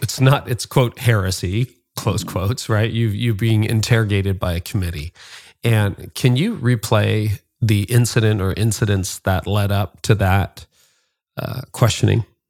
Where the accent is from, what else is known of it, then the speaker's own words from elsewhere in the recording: Canada; as a Canadian